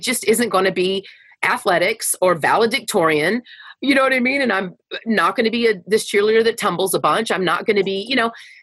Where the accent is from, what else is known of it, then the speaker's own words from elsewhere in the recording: Wichita Falls, Texas, United States; I grew up in Wichita Falls, Texas